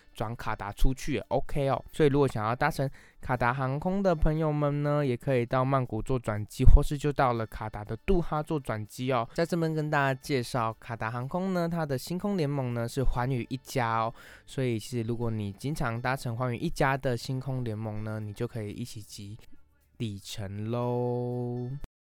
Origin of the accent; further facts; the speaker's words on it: near Douliu, Yunlin County, Taiwan; 其实斗六离我老家也不远哦，我就可以骑车过去吃看看